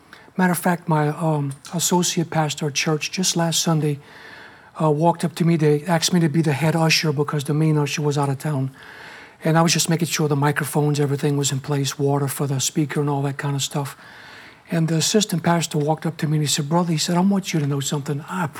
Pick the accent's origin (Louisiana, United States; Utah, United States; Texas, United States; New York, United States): Louisiana, United States; Lafayette; A couple of months later, y'all came back to Lafayette, my hometown, Lafayette, Louisiana.